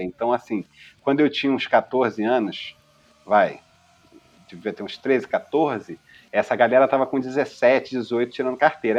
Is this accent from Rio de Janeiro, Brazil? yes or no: yes; Rio de Janeiro, Brazil; muito carioca, de uma família de Madureira, mas eu nasci na maternidade Carmela Dutra, no Meier, que vem a ser a capital do subúrbio